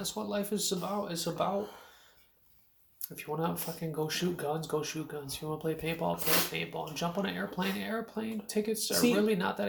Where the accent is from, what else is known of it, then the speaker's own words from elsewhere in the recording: Stara Zagora, Stara Zagora Province, Bulgaria; moved away; It was on the block that we grew up on in Bulgaria. Staka Zagora.